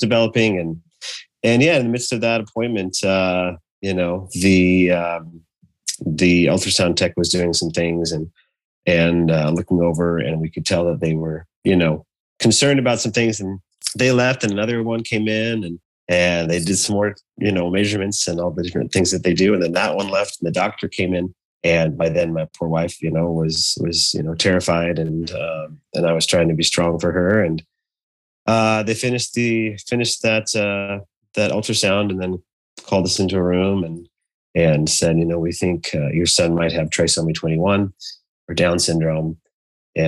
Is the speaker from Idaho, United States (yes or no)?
yes; Idaho, United States; now in Portland, United States; I grew up in Idaho